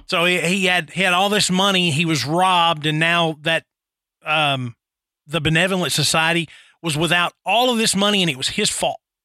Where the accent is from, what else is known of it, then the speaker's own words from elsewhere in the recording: Nashville, Tennessee, United States; growing up in Nashville